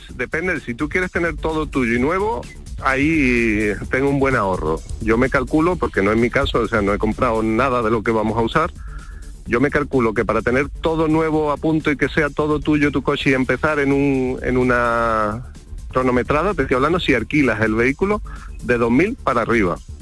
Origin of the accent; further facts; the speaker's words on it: Benamahoma, Andalusia, Spain; moved away as an adult; also born or lived in Córdoba; now in Seville, Spain; yo soy de Benamahoma, nací allí estuve hasta el año 2001, perdón, que me fui a estudiar a Córdoba